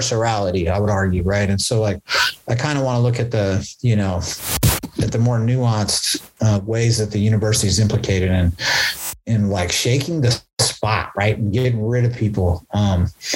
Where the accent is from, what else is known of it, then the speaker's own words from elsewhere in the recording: Berkeley, California, United States; growing up in West Berkeley, like there used to be actual hippies here